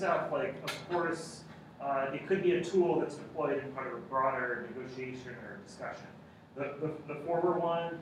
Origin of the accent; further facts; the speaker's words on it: United States; I'm American